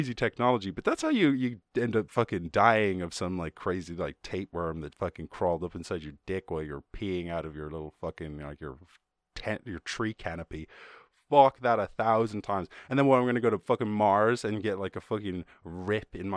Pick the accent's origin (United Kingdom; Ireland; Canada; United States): Ireland; I grew up in Ireland.